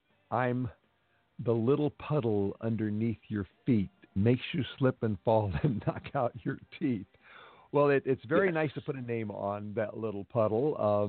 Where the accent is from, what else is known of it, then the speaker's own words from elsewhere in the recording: Ballona Creek, Los Angeles area, California, United States; I grew up near Biona Creek, which is, you know, one of the tributaries that actually goes down the ocean, which is, like you say, concreted in.